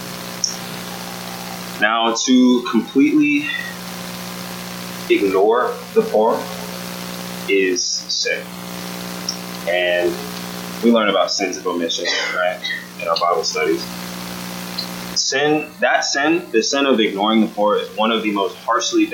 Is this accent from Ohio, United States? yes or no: no; Austin, Texas, United States; my hometown